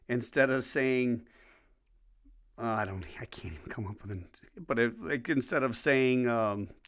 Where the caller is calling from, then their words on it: Wisconsin, United States; I'm speaking from Wisconsin.